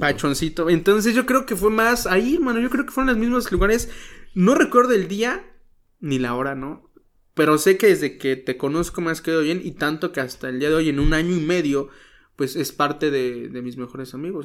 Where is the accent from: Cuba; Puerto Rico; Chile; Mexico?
Mexico; Chilpancingo, Guerrero; now in Cuernavaca, Mexico; nací en Chilpancingo, Guerrero